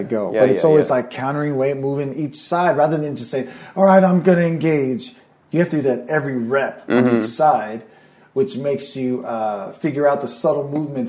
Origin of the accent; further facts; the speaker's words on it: Norway; now in California, United States; I came from Norway to California here.